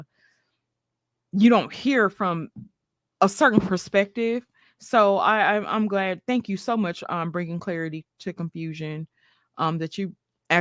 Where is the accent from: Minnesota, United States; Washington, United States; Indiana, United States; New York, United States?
New York, United States; New York City; I was raised partially in Brooklyn, New York